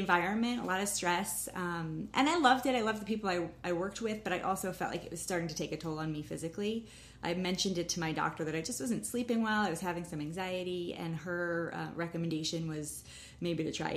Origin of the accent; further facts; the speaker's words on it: New Rochelle, New York, United States; I grew up in Westchester, New Rochelle